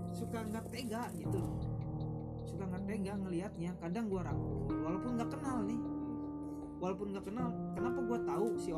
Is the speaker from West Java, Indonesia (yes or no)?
yes; Cirebon, West Java, Indonesia; lu dari Lampung gue dari Cirebon sama-sama bukan orang pribumi